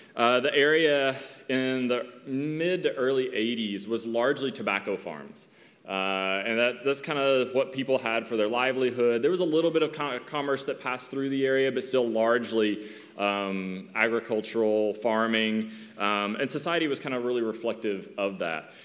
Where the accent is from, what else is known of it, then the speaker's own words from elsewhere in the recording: East Tennessee, United States; moved away as an adult; my hometown in Tennessee